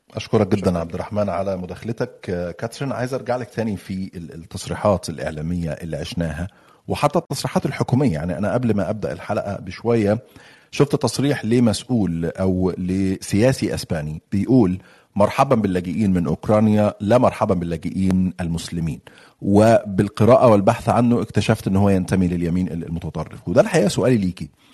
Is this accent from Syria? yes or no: no; Egypt; now in United Kingdom; انا مصري وريفوجي في بريطانيا فانا يعني بتكلم من منطلق اللي جاي من مصر